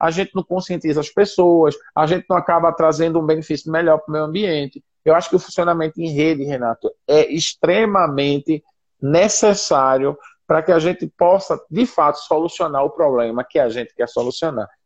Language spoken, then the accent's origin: Portuguese; Senegal; born there; Eu nasci aqui no Senegal.